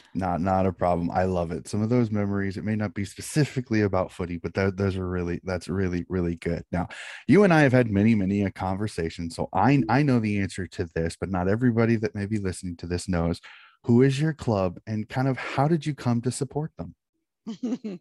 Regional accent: United States; being an American

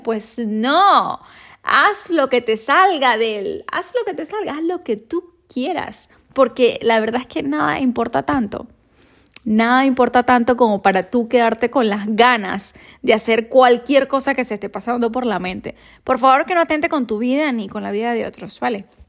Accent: Venezuela; now in Madrid, Spain

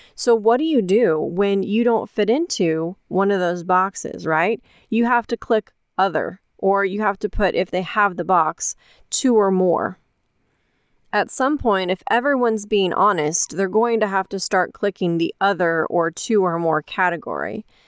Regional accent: United States

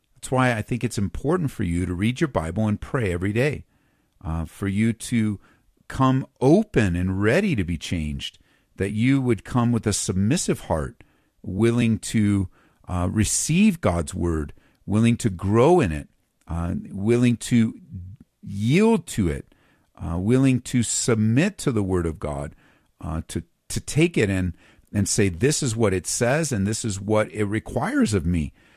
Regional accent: Southern California, United States; now in Colorado, United States; I grew up in Southern Cal

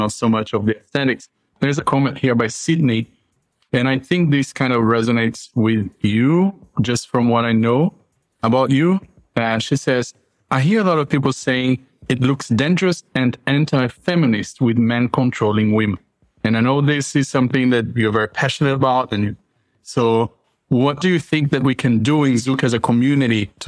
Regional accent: São Paulo, Brazil; As a São Paulo person who wasn't born and raised in Rio

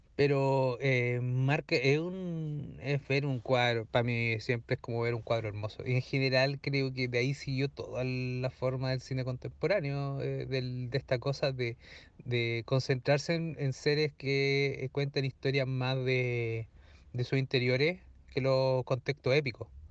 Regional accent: Talca, Maule, Chile; no soy de allá, soy más de Talca que Pichilemu

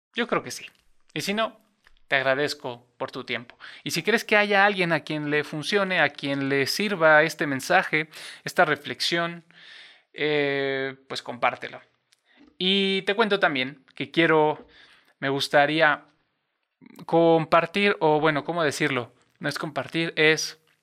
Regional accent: Cuernavaca, Morelos, Mexico; en Cuernavaca, en, Cuernavaca, Morelos, donde yo nací

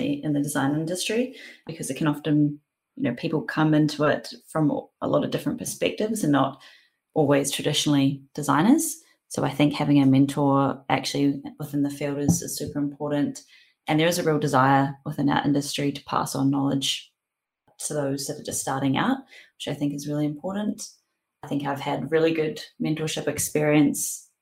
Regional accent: New Zealand; accent: thick Kiwi; moved away as an adult; also born or lived in Auckland; now in Sydney, Australia; I still haven't shaken my thick Kiwi accent while I've been living in Sydney for the last 6 years

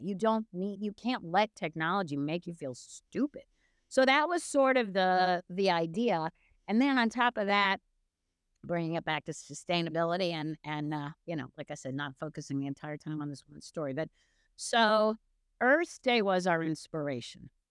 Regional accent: United States; I'm American

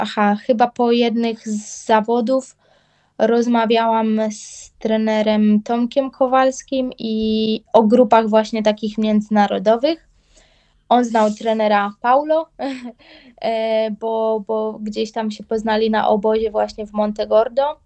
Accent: Bydgoszcz, Kuyavian-Pomeranian Voivodeship, Poland; u nas w Bydgoszczy

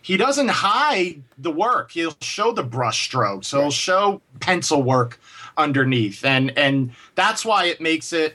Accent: New York City, New York, United States; I grew up in New York City

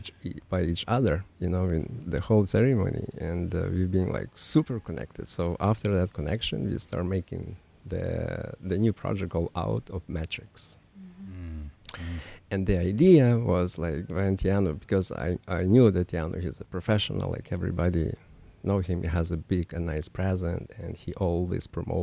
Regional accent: Ukraine; English is a second language; now in Chile; I am from Ukraine, you know.

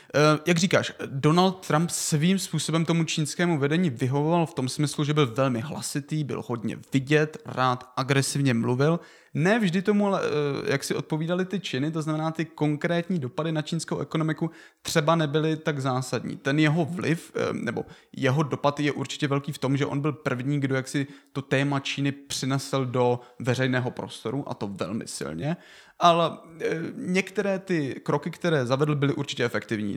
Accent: Czechia; my jako Češi

